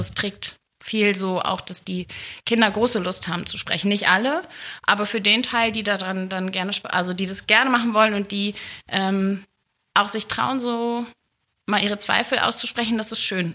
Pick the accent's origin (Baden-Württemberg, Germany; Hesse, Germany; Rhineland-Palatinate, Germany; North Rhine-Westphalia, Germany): North Rhine-Westphalia, Germany; Gelsenkirchen; moved away as an adult; now in Hilden, Germany; ich bin ja ein Kind des Ruhrgebiets.